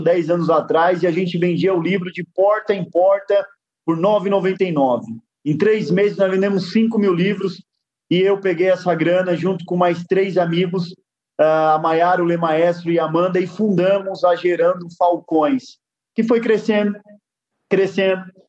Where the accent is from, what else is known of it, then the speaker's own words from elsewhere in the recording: Guarulhos, São Paulo, Brazil; eu nasci dentro de uma favela em Guarulhos, São Paulo. É, tive um pai. É, eu digo sempre que depois que eu nasci, meus pais me levaram para morar dentro de um barraco, numa favela em Guarulhos, São Paulo